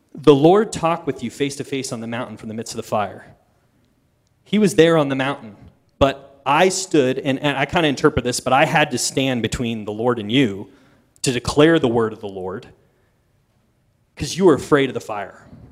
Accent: East Coast, United States; moved away; as a kid, see, I grew up on the East Coast

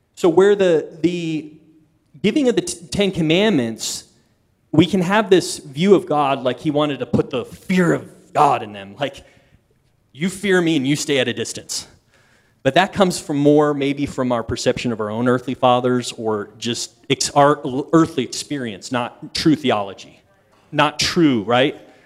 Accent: East Coast, United States; moved away; as a kid, see, I grew up on the East Coast

